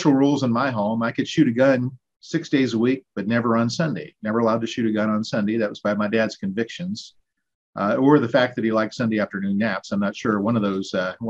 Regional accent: Southern Ohio, United States; In Southern Ohio, a little town, growing up on a farm outside of a small town

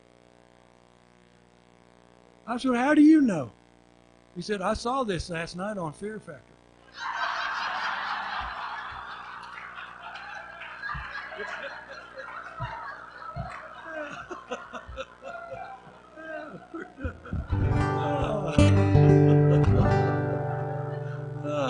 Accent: Oklahoma, United States; moved away; when I was in second grade, I grew up down in Oklahoma

